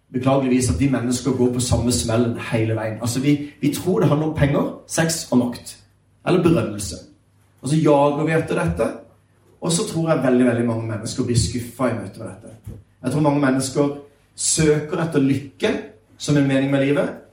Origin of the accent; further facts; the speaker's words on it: Sørlandet, Norway; jeg er sørlending, så jeg prater litt seinere